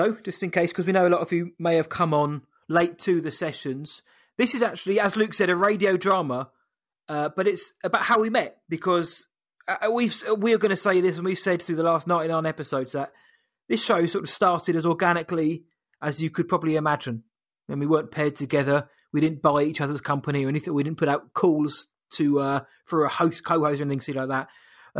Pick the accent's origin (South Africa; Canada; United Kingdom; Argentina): United Kingdom; Woking, South East England; now in Brentwood, United Kingdom; Originally, I'm from Woking, England, but now living in Brentwood, England.